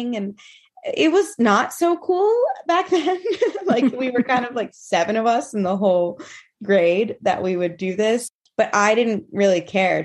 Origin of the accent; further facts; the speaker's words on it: Montreal, Quebec, Canada; I am from Montreal, currently living in Montreal